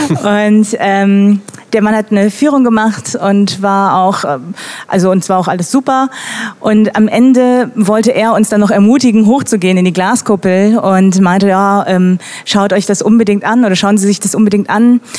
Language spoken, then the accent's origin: German; Germany; Deutsche mit koreanischen Wurzeln